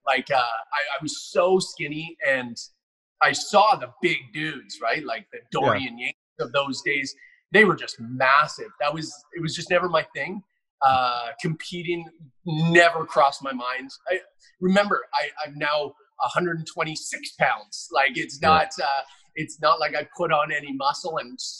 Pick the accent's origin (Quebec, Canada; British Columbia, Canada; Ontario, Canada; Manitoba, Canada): British Columbia, Canada; Richmond; I'm a Richmond boy out here on the West Coast in Canada.